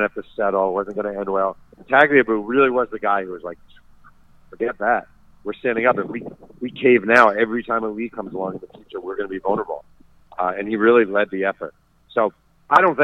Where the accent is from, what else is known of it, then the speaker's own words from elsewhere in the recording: New York City, New York, United States; I'm a New Yorker